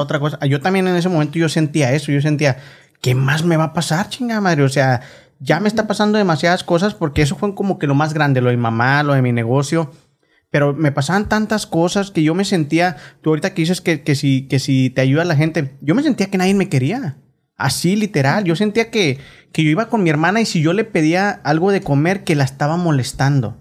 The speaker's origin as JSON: {"language": "Spanish", "country": "Mexico", "tie": "born or raised there", "moved": "yes", "lives_now": "Oklahoma, United States", "said": "nosotros crecimos en México"}